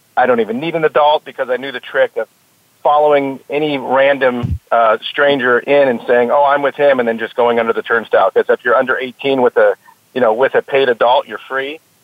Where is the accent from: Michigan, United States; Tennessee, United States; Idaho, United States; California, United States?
California, United States; Cypress; Cypress was the city I was born in, and that's the, the, the city where Los Alamitos Racecourse is located